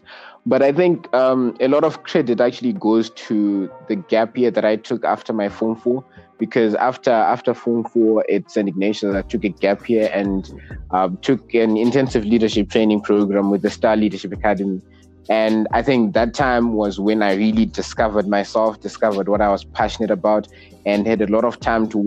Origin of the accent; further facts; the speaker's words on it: Zimbabwe; I am 18 and from Zimbabwe